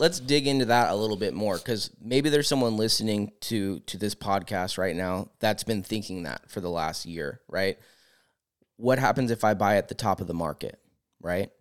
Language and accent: English; Discovery Bay, California, United States; I grew up in Discovery Bay on the water, so our whole summer was wakeboarding, and that was, like, a large part of my childhood